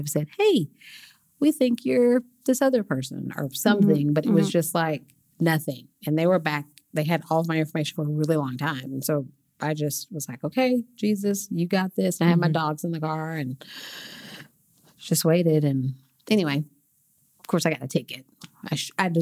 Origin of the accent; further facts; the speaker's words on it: Oklahoma City, Oklahoma, United States; I grew up right here in Oklahoma City